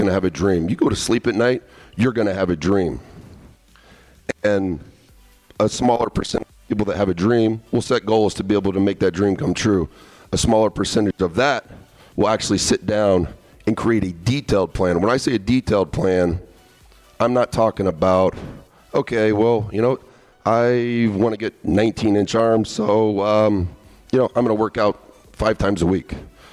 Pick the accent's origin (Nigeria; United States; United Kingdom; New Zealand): United States; hometown 47 miles from Indianapolis; 47 miles from my hometown, Indianapolis, Indiana